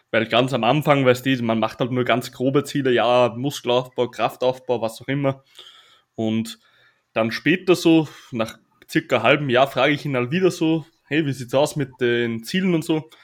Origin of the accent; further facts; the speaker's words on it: Austria; accent: Austrian dialect; Und da habe ich auch noch Mundart gesprochen, also richtig Dialekt, weil ich bin ja aus Österreich.